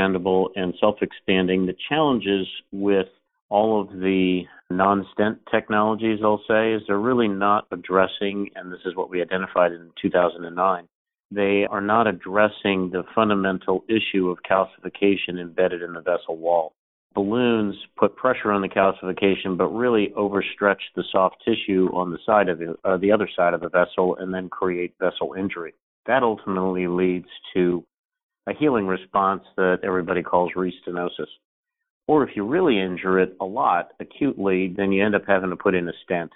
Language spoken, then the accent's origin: English; Philadelphia, Pennsylvania, United States; I grew up in Philadelphia, Pennsylvania